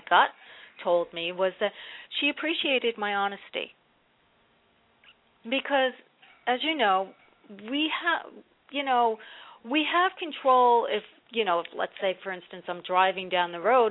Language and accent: English; New Jersey, United States; now in North Carolina, United States; I'm originally from Jersey, and I live in North Carolina now